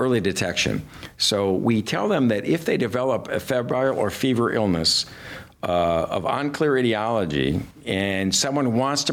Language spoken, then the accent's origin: English; Detroit, Michigan, United States; I grew up in Detroit